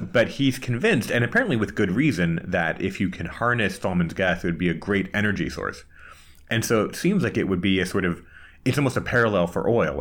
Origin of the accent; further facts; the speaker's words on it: United States; accent: American; moved away as an adult; also born or lived in Washington, D.C.; now in Prague, Czech Republic; I'm an American, as you can tell by the accent, but I moved a few months ago from, uh, Washington, D C to Prague